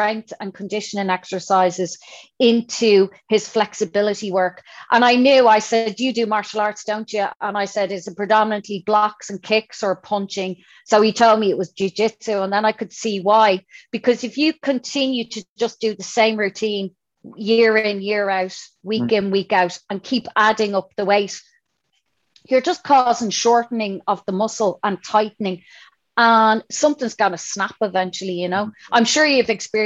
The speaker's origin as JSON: {"language": "English", "town": "Dublin", "region": "Leinster", "country": "Ireland", "said": "I'm from Dublin"}